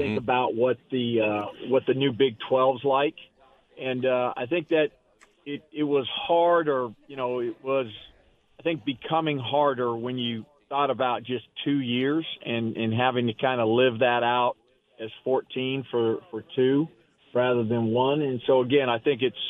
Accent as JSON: {"language": "English", "region": "Arizona", "country": "United States", "tie": "born or raised there", "said": "Growing up in Arizona"}